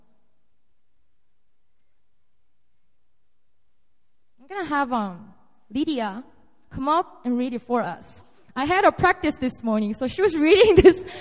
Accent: South Korea; moved away as an adult; now in Seoul, South Korea; And this is my hometown. This is my territory. I was born and raised here up to about 19, and then I moved to Seoul to go to college

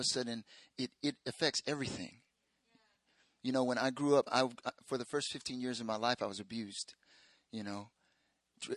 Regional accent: United States; moved away as an adult; now in South Korea; I'm from America

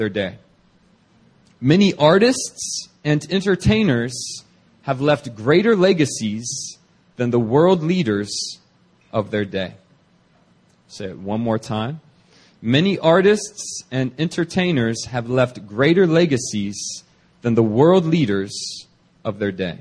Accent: Virginia, United States; I'm from Virginia

